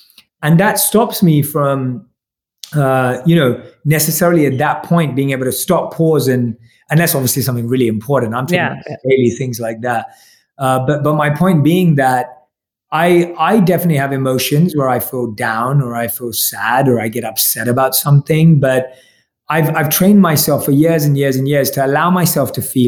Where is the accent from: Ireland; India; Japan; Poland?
India; Obviously, I'm Indian, so I usually love a good Indian vegetable curry